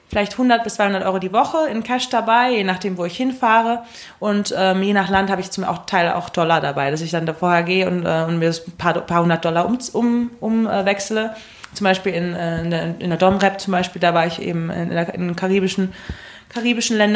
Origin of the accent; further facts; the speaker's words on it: Essen, North Rhine-Westphalia, Germany; born there; also born or lived in Switzerland; ja, ich bin halt eben in Essen geboren. Dann waren wir kurzzeitig, als ich so drei, vier war, in der Schweiz mit meiner Mutter.